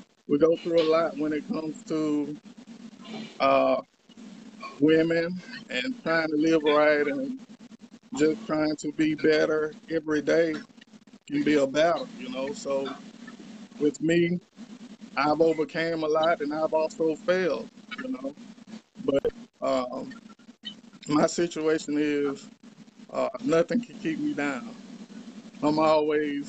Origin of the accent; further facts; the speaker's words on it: Columbia, Mississippi, United States; I'm from Columbia, Mississippi